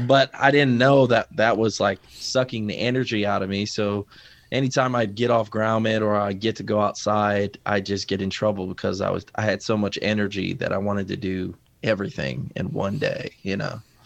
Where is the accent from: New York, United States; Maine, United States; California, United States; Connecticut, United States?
Connecticut, United States; Waterbury; I'm actually from Waterbury, Connecticut.